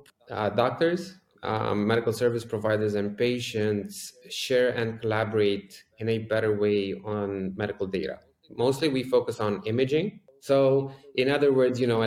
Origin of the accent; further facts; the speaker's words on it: Bucharest, Romania; I grew up right here in Bucharest, Romania